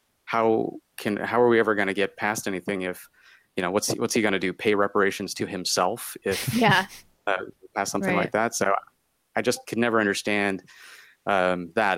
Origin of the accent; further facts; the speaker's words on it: Minnesota, United States; moved away as an adult; also born or lived in Los Angeles; we're from Minnesota as well.